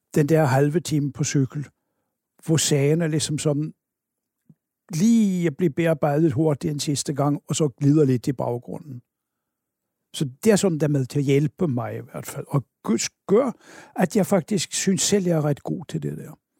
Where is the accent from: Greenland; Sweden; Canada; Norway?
Norway; Oslo; moved away as an adult; now in Denmark; Jeg kommer oprindeligt fra Oslo, øh, og jeg blev øh, student deroppe